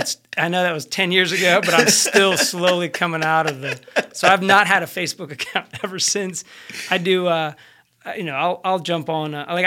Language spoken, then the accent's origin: English; Boston, Massachusetts, United States; I grew up in Boston, so the Fenway Field.